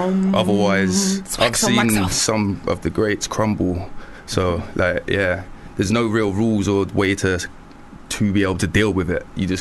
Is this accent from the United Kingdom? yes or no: yes; Birmingham, West Midlands, United Kingdom; now in Bristol, United Kingdom; I'm from Birmingham originally, but Bristol-based.